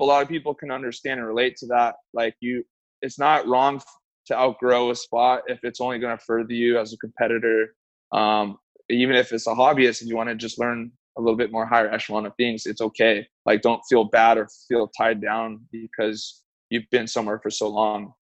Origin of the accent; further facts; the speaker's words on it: San Diego, California, United States; now in Bay Area, United States; I grew up in San Diego, moved up to the Bay Area when I was about 21